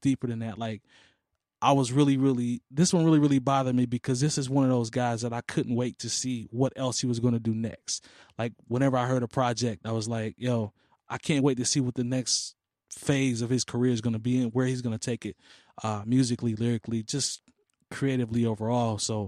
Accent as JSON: {"language": "English", "town": "Turin", "region": "Piedmont", "country": "Italy", "tie": "born or raised there", "said": "I grew up here in Turin, so I'm cool with that."}